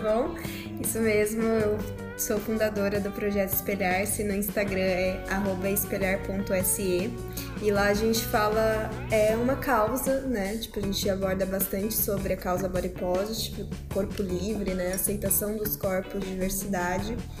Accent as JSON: {"language": "Portuguese", "town": "Campinas", "region": "São Paulo", "country": "Brazil", "moved": "as an adult", "lives_now": "São Paulo, Brazil", "said": "quando eu vim para São Paulo, que eu sou de Campinas, comecei a morar sozinha e, né, nos meus 18 anos"}